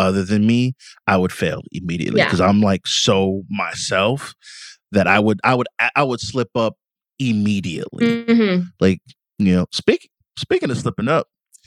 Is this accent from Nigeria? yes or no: yes; Nigeria; I'm Nigerian.